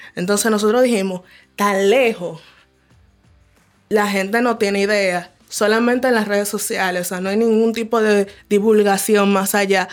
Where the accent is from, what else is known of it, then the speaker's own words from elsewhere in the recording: Distrito Nacional, Dominican Republic; now in Villa Mella, Dominican Republic; me viví casi toda mi vida en el distrito, recién me mudé a Villamella